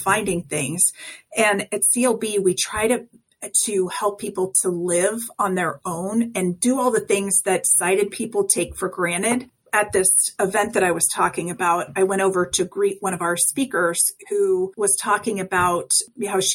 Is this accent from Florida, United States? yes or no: no; Colorado, United States; I'm from Colorado.